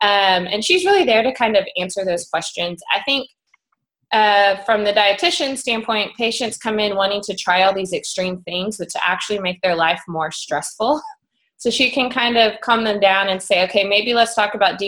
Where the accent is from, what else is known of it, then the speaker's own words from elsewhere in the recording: Dallas, Texas, United States; I grew up in Dallas, Texas, Lone Star State. It's a great place.